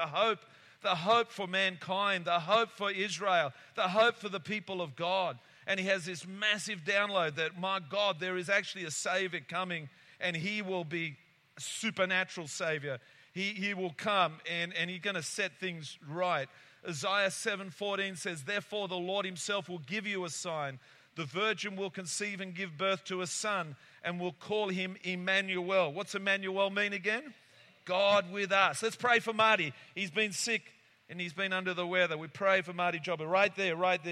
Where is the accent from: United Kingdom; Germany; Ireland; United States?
United Kingdom; England